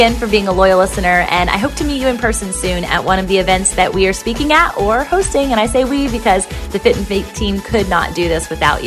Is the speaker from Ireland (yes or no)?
no; Virginia Beach, Virginia, United States; Virginia Beach, Virginia, and that's my hometown